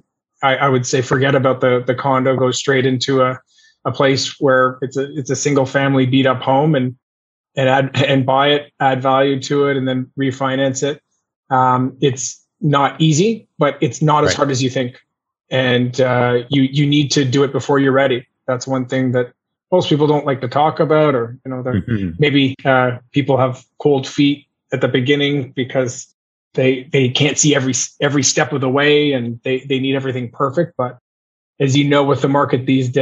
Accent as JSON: {"language": "English", "town": "Montreal", "region": "Quebec", "country": "Canada", "tie": "born or raised there", "said": "I'm born and raised in Montreal"}